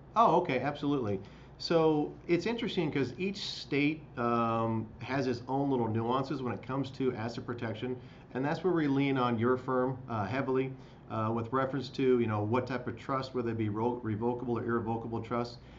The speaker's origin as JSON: {"language": "English", "region": "Midwest", "country": "United States", "tie": "born or raised there", "said": "living in the Midwest, growing up in the Midwest"}